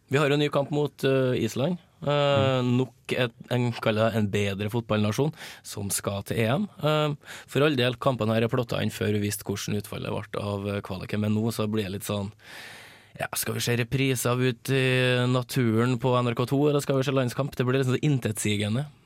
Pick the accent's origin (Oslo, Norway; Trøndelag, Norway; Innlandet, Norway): Trøndelag, Norway; som trønder